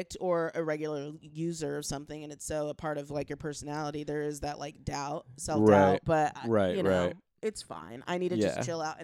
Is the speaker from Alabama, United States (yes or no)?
no; South Pasadena, California, United States; I grew up in South Pass